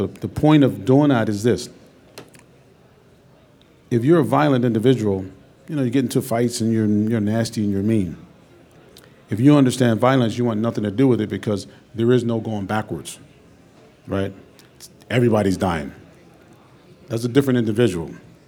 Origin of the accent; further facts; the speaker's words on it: Pittsburgh, Pennsylvania, United States; moved away; also born or lived in West Virginia / New York; I went to school in West Virginia. I'm from Pittsburgh, Pennsylvania. I moved to New York